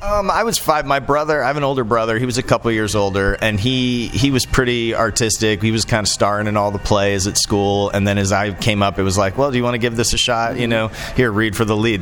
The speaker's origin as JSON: {"language": "English", "town": "Orlando", "region": "Florida", "country": "United States", "tie": "born or raised there", "also_born_or_lived": "Asheville, North Carolina", "moved": "yes", "said": "I grew up in Orlando"}